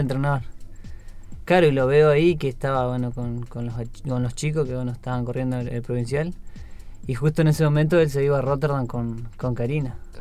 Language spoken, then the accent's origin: Spanish; Gualjaina, Chubut, Argentina; nací y me crié ahí